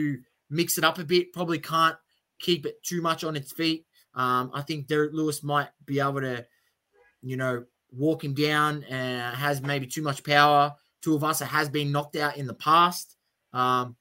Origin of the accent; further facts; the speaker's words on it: Australia; obviously being an Aussie